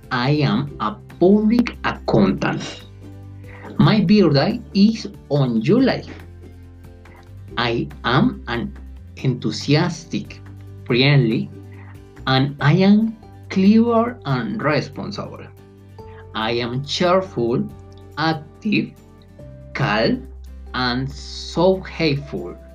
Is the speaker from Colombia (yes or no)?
yes; Colombia; English is a second language; I am from Colombia. I live in Bogota. My city is huge and very crowded, but absolutely beautiful.